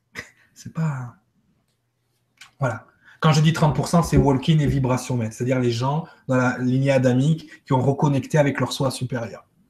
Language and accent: French; Martinique; chez nous, à Martinique